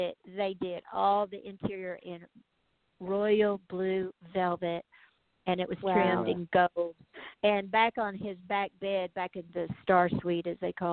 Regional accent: Memphis, Tennessee, United States; now in Nashville, United States; I was born in Memphis, Tennessee

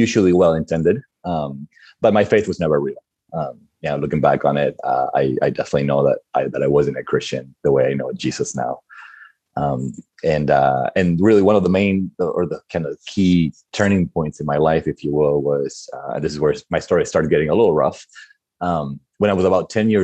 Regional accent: Argentina; moved away; I was born and raised in Argentina

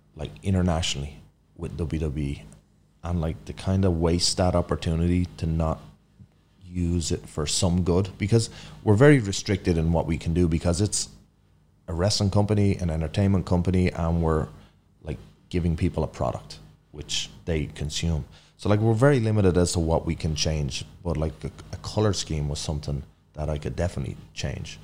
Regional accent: Ireland; moved away as an adult; now in United States; grown up in Ireland, like super cold, wet climate

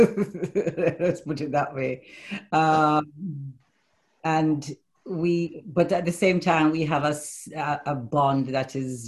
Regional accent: Jamaica; now in United Kingdom; I'm Jamaican

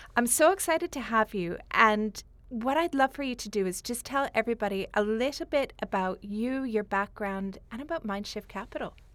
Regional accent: Canada; moved away as an adult; now in Dubai, United Arab Emirates; Originally, I'm from Canada, but I've been living in Dubai for the past fourteen years

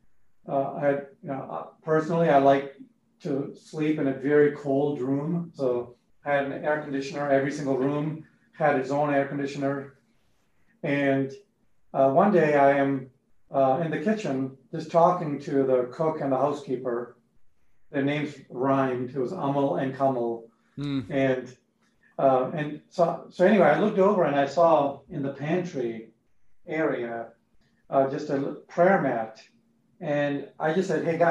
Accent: Boston, Massachusetts, United States; also born or lived in India; Moved to the U.S., to Boston, on my eighth birthday.

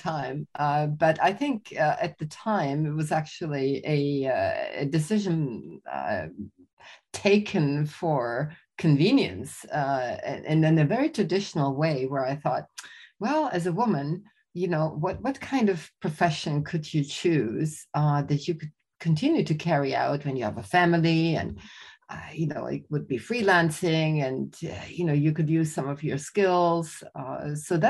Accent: Austria; also born or lived in Germany; So I'm Austrian. I was born in Germany, raised in Austria

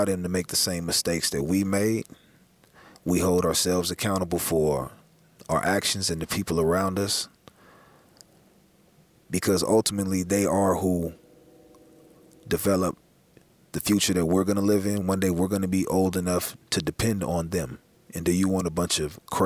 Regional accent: Los Angeles, California, United States; growing up in South Central

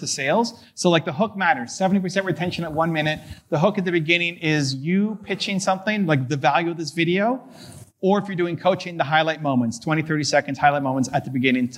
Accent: Canada; I'm a Canadian

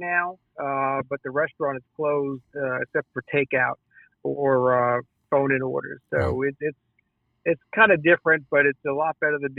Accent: New York City, New York, United States; New York City.

